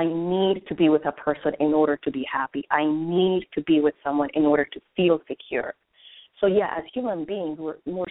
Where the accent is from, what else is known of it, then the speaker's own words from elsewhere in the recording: Colombia; now in United States; I was born and raised in Colombia, South America